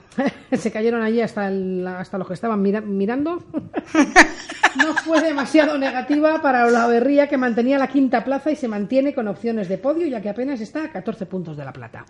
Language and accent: Spanish; Spain; como españolas que somos